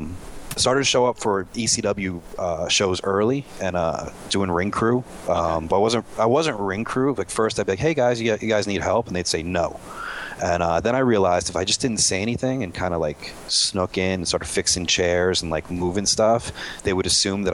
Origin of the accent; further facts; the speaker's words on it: New York City, New York, United States; also born or lived in Long Island; we lived in Long Island. I'm from Queens.